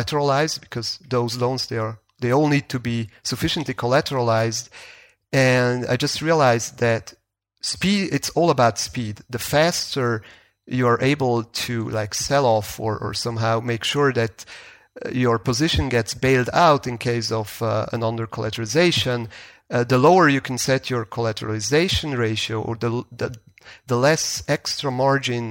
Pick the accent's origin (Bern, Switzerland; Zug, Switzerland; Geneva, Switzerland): Zug, Switzerland; Crypto Valley; now in Zurich, Switzerland; I'm a Swiss resident. I used to grow up in the crypto valley, which has become famous over time. But then later on, I moved to Zurich.